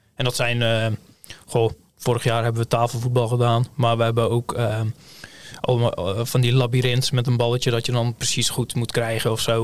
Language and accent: Dutch; Hulst, Zeeland, Netherlands; ik kom uit Hulst